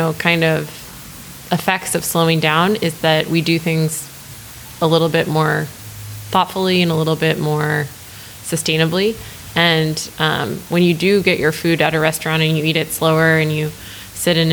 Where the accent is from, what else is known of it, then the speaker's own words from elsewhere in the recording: Lake Mills, Wisconsin, United States; also born or lived in New Jersey; now in Oakland, United States; I'm from a very small town called Lake Mills, and it's about 30 minutes outside of Madison.